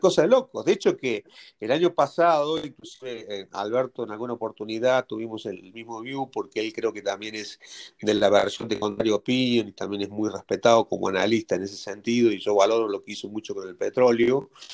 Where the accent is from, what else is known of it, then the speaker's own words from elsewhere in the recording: Argentina; moved away; also born or lived in Mexico; yo siendo argentino